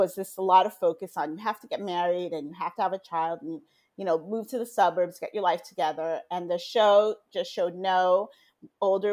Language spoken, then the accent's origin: English; Haiti; now in Miami, United States; I was growing up in Haiti